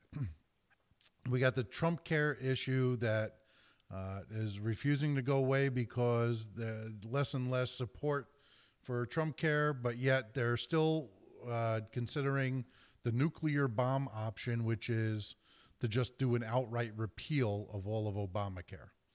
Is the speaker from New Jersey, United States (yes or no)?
yes; New Jersey, United States; my home state of New Jersey